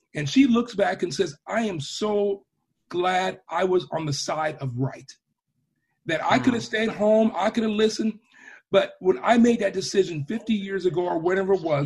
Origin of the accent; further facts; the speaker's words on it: Portland, Oregon, United States; I'm born and raised in Portland, born on the hill even, hospital.